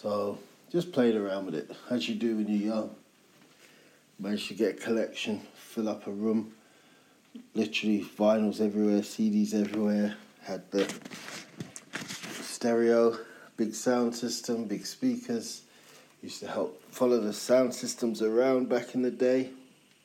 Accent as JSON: {"language": "English", "region": "London", "country": "United Kingdom", "tie": "born or raised there", "said": "growing up in London"}